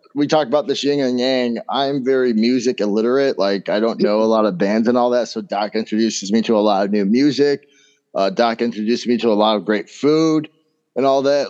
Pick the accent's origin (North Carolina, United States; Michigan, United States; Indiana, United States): Indiana, United States; moved away as an adult; now in Wisconsin, United States; I'm from Indiana, so I moved out to Wisconsin